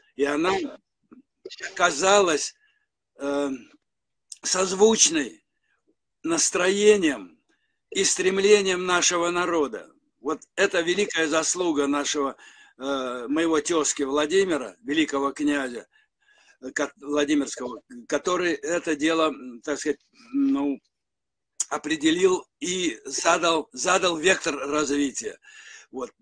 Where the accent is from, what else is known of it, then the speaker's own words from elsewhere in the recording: Saint Petersburg, Russia; моя малая родина – это Ленинград